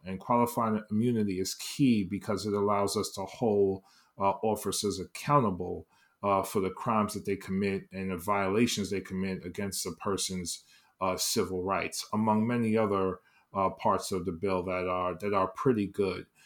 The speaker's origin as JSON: {"language": "English", "town": "New York City", "region": "New York", "country": "United States", "tie": "born or raised there", "said": "born and raised in East, on, in the East Harlem, Upper East Side, uh, section of Manhattan"}